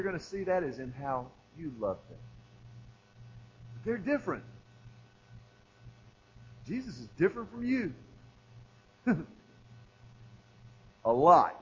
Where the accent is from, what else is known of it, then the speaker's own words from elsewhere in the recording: Texas, United States; I'm from Texas.